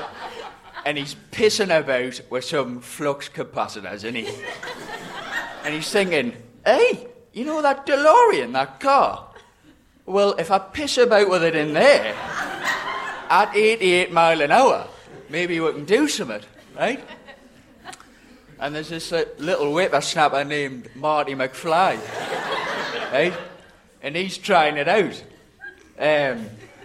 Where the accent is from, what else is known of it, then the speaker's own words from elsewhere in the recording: South Shields, North East England, United Kingdom; We're like the other side of the river. We're Shields